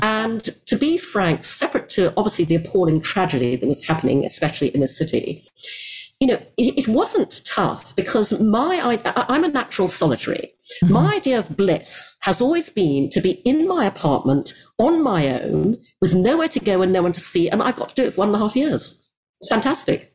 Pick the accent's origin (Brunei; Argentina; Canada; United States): Brunei; I grew up in Asia, in Brunei